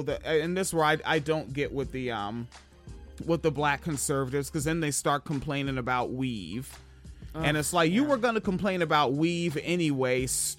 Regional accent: West Coast, United States; Like, especially growing up on the West Coast

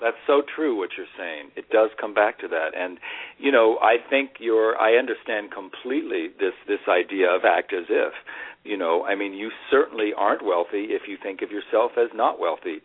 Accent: Las Vegas, Nevada, United States; I grew up in Las Vegas, Nevada, and I grew up with a mother in show business

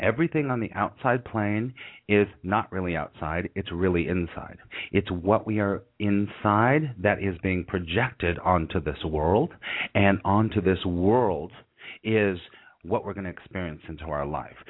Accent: Los Angeles, California, United States; moved away as an adult; now in New York, United States; I grew up in Los Angeles

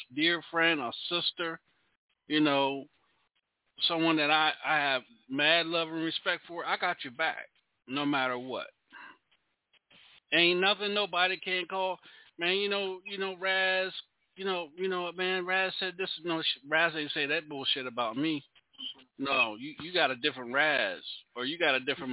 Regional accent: Charlotte, North Carolina, United States; now in Louisiana, United States; I'm not from Louisiana. I'm from Charlotte. I'm from North Carolina.

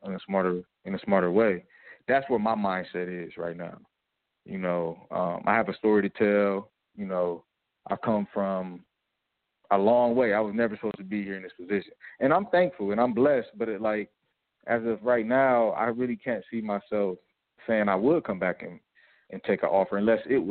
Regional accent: United States; moved away as an adult; now in Bosnia and Herzegovina; as an American player, American import

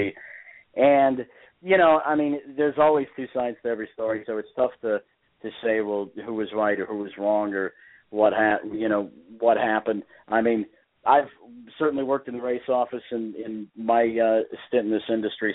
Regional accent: Indiana, United States; that's where I'm from. I'm from Indiana

